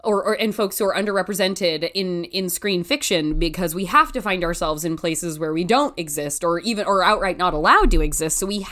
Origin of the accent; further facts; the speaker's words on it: 30 minutes south of Portland, small town in Oregon, United States; now in Los Angeles, United States; I'm from a small town in Oregon, like 30 minutes south of Portland. So close to our big city.